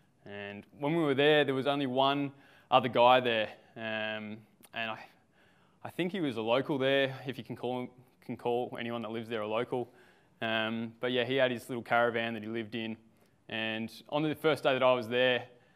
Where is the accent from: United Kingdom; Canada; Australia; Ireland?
Australia; Victoria; moved away as an adult; now in Sunshine Coast, Australia; I'm from the Sunshine Coast. Actually, not always from the Sunshine Coast, from Victoria